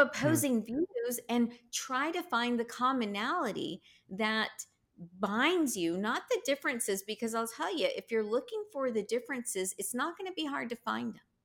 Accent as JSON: {"language": "English", "region": "Texas", "country": "United States", "said": "I'm such a Texan"}